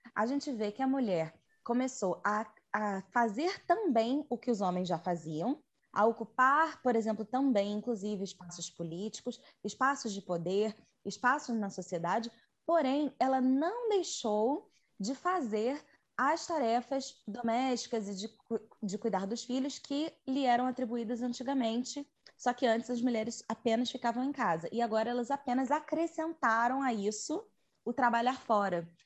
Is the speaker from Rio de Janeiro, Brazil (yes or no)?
yes; Rio de Janeiro, Brazil; now in Petrópolis, Brazil; Eu sou carioca, atualmente moro em Petrópolis